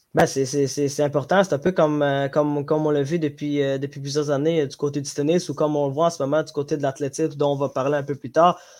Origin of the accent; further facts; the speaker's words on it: Djibouti; moved away; je viens de Djibouti, Afrique de l'Est